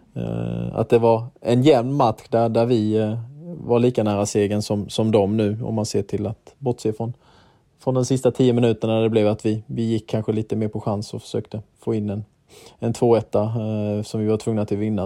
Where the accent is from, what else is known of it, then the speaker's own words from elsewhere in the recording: Herrestad, Sweden; moved away; Herrestad där, där, vi, där jag är uppvuxen